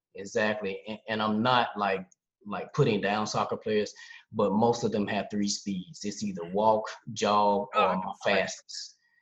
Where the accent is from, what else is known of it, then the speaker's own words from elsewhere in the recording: Charlotte, North Carolina, United States; moved away as an adult; now in Essen, Germany; I'm originally from Charlotte, North Carolina. Uh, I've been in Germany